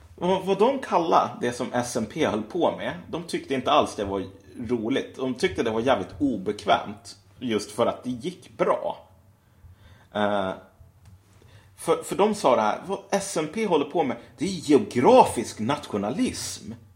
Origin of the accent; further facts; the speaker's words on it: Sweden; vi är svenskar, vi som bor i Sverige och har svenskt medborgarskap och typ talar svenska, kallar oss själva svenskar